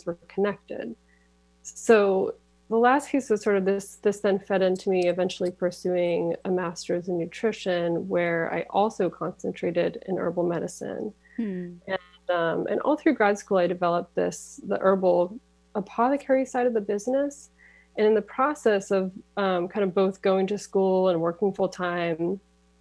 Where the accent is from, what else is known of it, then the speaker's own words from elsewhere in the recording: Massachusetts, United States; moved away as an adult; now in Auburn, United States; I went to my home state of Massachusetts